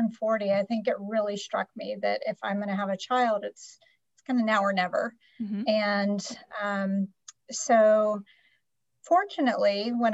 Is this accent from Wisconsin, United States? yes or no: no; North Carolina, United States; moved away as an adult; also born or lived in Raleigh / Washington, D.C.; now in California, United States; I'm actually from North Carolina